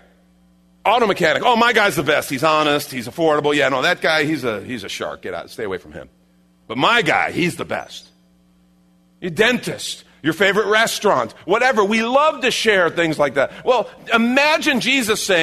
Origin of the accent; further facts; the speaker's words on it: Chicago, Illinois, United States; I grew up in Chicago